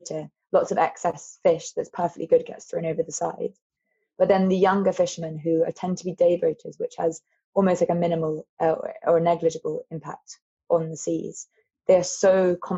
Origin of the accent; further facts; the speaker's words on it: London, United Kingdom; growing up in London